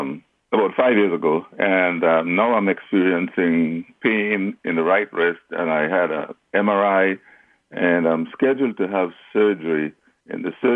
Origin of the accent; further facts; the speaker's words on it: Trinidad & Tobago; moved away; Oh, I grew up in the Caribbean. I grew up in Trinidad.